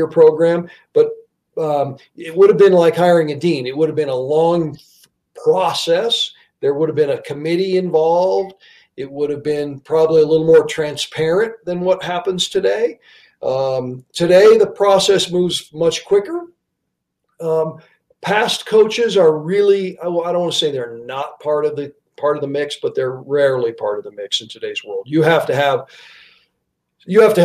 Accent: the West, United States; also born or lived in Pittsburgh / Washington, D.C.; now in Wyoming, United States; I grew up in the West, and I grew up in a college town

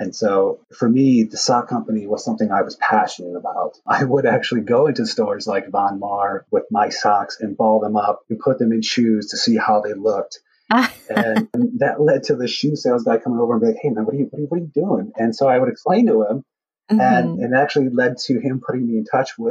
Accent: West Chicago, Illinois, United States; I was always passionate about cars growing up in my hometown in West Chicago

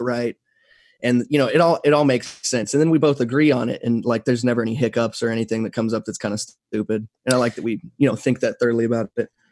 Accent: Texas, United States; also born or lived in San Antonio, Texas; I've been in Texas my whole life, so I grew up here. I was born in San Antonio

